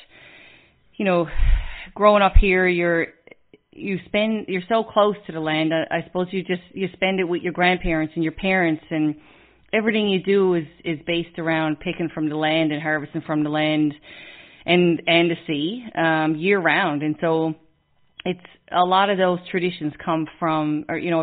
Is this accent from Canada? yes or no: yes; Newfoundland and Labrador, Canada; we're an island on the most easterly point of land in Canada.